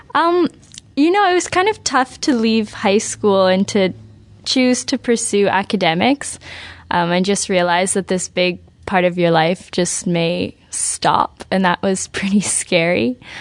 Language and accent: English; Vancouver, British Columbia, Canada; moved away as an adult; now in Montreal, Canada; I grew up in Vancouver